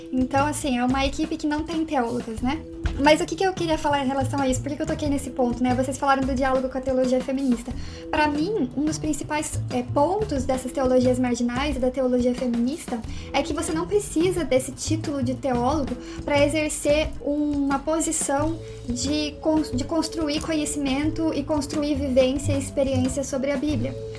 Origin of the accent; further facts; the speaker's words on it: Curitiba, Paraná, Brazil; que somos aqui de Curitiba